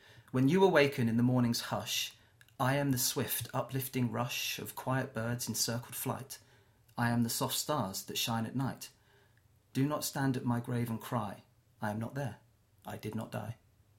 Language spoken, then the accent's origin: English; South West England, United Kingdom; accent: Cornish; Or I was very Cornish at the time. I've lost my accent a little bit.